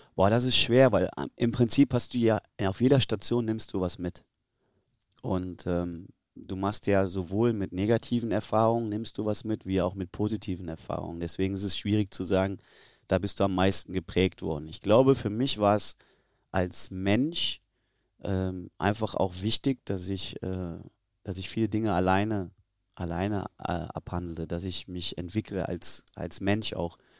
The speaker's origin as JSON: {"language": "German", "country": "Germany", "also_born_or_lived": "Tyrol, Austria / Kaiserslautern / Cologne", "said": "als Deutscher"}